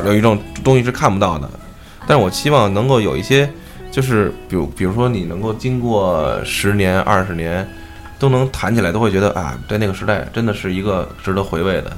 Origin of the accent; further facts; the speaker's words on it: China; 我作为一个中国人